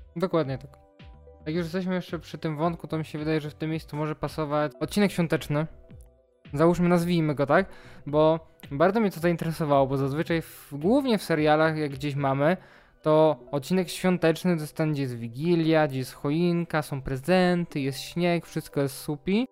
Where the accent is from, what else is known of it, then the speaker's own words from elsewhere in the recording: Poland; Ja też w sumie pochodzę ze wsi